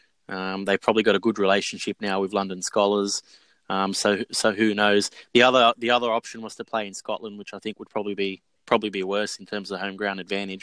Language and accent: English; Australia; Growing up in Australia